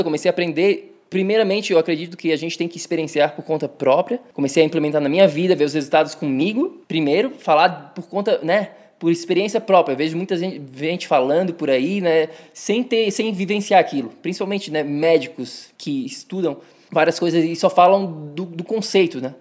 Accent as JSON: {"language": "Portuguese", "town": "Florianópolis", "region": "Santa Catarina", "country": "Brazil", "tie": "born or raised there", "also_born_or_lived": "São Paulo", "moved": "as an adult", "lives_now": "New York, United States", "said": "Cresci em Floripa"}